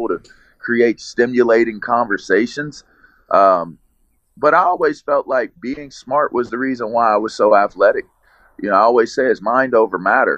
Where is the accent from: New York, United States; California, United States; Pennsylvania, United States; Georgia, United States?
Pennsylvania, United States; Pittsburgh; all of that pierogi juice that they put in our bottles growing up, which is totally Pittsburgh